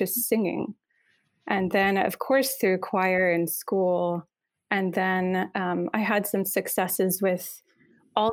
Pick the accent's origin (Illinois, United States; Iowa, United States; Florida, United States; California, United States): Iowa, United States; I'm originally from Iowa